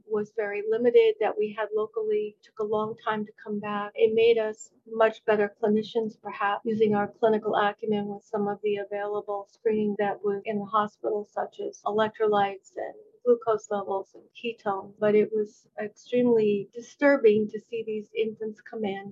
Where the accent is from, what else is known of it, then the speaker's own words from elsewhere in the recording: New Jersey, United States; When I returned to New Jersey, which is my home state